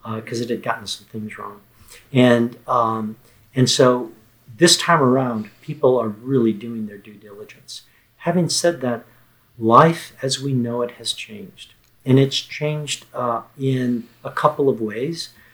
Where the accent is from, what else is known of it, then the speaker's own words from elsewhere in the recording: Texas, United States; the state of Texas, my home state.